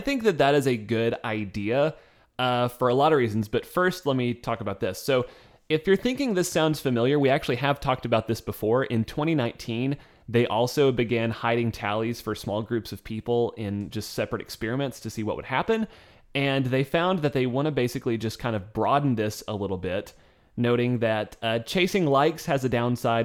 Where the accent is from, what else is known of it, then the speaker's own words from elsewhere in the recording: the South, United States; we come from the South